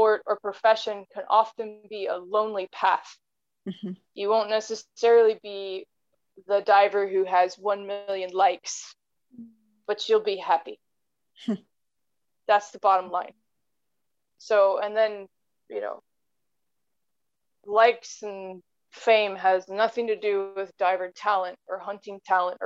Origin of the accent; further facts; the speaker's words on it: United States; being an American